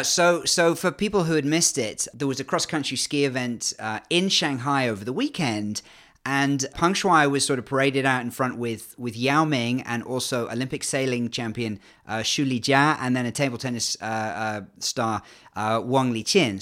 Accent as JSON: {"language": "English", "region": "England", "country": "United Kingdom", "accent": "English"}